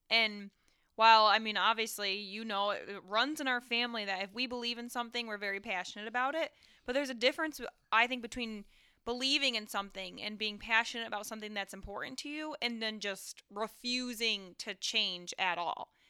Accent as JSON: {"language": "English", "town": "Owego", "region": "New York", "country": "United States", "tie": "born or raised there", "said": "where I grew up in Owego and the surrounding towns"}